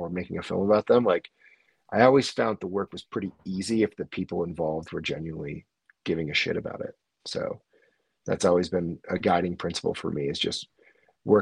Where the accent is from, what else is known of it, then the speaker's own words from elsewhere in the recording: the Adirondacks, New York, United States; now in North Lake Tahoe, United States; I'm not from the city. I'm from the Adirondacks. I'm from the sticks.